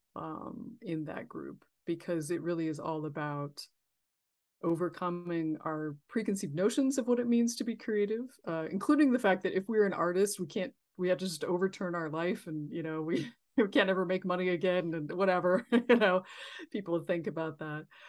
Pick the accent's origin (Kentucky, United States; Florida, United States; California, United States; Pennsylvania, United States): California, United States; I'm from California